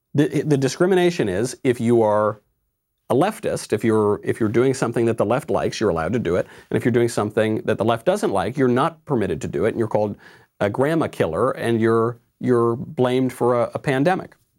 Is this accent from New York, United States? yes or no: yes; Mount Kisco, New York, United States; In my hometown, in, in the town of my birth, Mount Kisco, New York